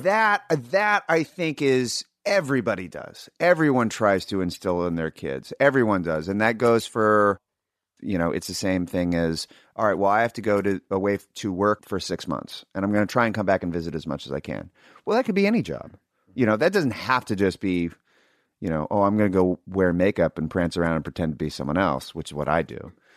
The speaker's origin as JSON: {"language": "English", "town": "Sacramento", "region": "California", "country": "United States", "tie": "born or raised there", "said": "growing up in Sacramento"}